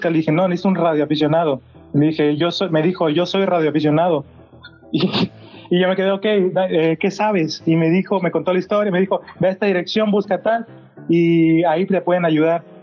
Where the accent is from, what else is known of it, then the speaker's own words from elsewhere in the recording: Guerrero, Mexico; now in Monterrey, Mexico; Yo vivo en Monterrey y soy de Guerrero.